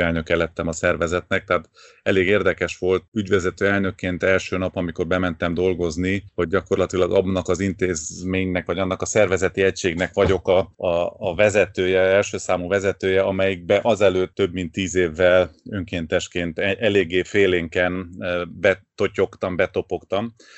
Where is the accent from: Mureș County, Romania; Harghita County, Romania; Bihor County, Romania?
Mureș County, Romania; Târgu Mureș; moved away as an adult; now in Cluj-Napoca, Romania; valahol Marosvásárhelyen születtem